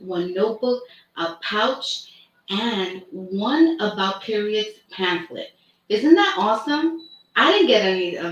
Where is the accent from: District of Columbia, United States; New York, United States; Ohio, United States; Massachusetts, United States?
New York, United States; New York City; also born or lived in Brooklyn; now in Bronx, United States; I was born in Brooklyn, raised in Washington Heights.